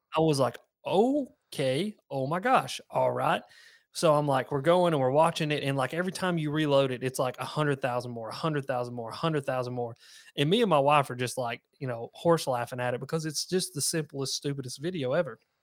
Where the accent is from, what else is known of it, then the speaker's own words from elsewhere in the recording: the South, United States; accent: southern twang; a little south, something southern twang in there